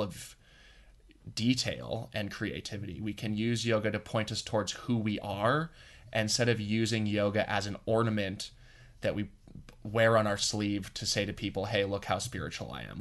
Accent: Boulder, Colorado, United States; I grew up in Boulder.

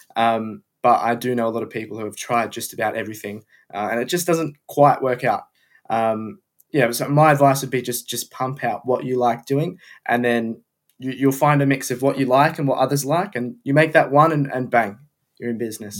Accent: Melbourne, Victoria, Australia; moved away; I'm from Melbourne, Australia

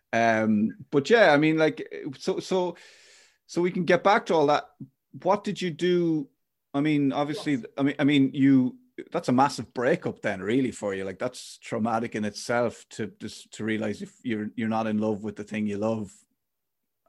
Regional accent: Ireland; I'm an Irish boy

